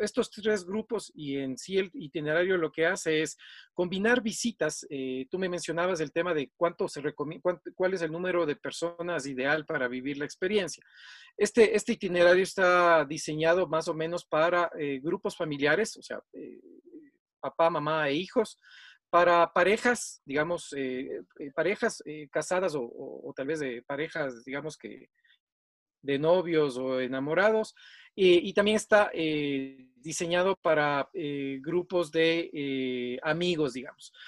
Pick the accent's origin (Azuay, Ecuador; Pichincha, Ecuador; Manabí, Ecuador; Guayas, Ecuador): Pichincha, Ecuador; Quito; vivo acá en, el Ecuador, en la ciudad de Quito, soy quiteño